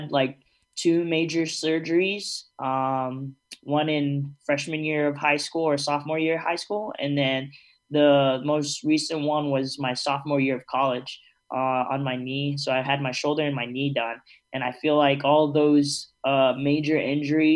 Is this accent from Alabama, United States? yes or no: no; Georgia, United States; growing up in Georgia